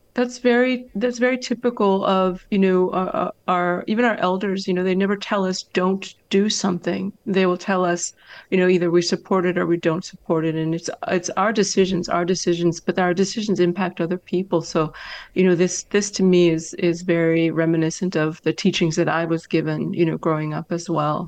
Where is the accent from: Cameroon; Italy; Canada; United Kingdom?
Canada; Northern Ontario; I'm from that area, the Great Lakes. So up in the northern